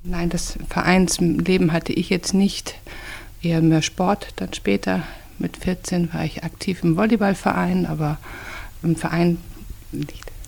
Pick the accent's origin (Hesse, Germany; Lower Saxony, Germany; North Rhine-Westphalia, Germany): North Rhine-Westphalia, Germany; Lemgo; Meine Jugend hat auf der Straße stattgefunden. Wir haben gespielt in der Straße, in der Stadt. Lemgo ist eine sehr kleine Stadt